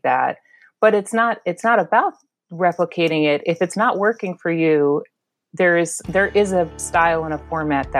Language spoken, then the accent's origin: English; Chicago suburbs, Illinois, United States; moved away as an adult; also born or lived in Memphis / Miami; now in Washington, D.C., United States; I was raised in the Chicago suburbs. And after not moving my entire childhood